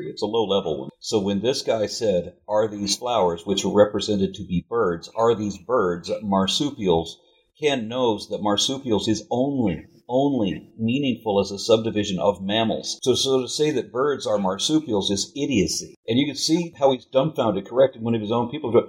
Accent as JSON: {"language": "English", "country": "Canada", "said": "I'm Canadian, so I always"}